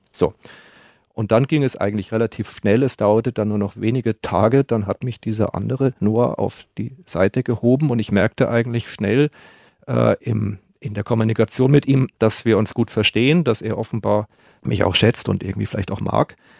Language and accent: German; Munich, Bavaria, Germany; meiner Heimat München